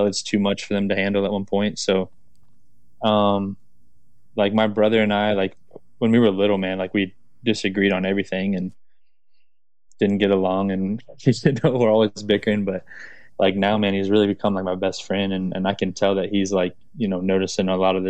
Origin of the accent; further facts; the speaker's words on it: Florida, United States; I'm from Florida, man. Like my family is super Southern, like very Southern background